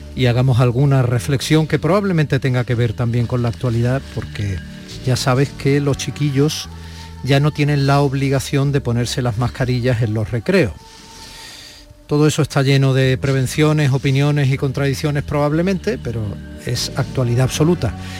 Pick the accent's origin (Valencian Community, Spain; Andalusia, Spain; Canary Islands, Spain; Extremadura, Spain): Andalusia, Spain; como andaluz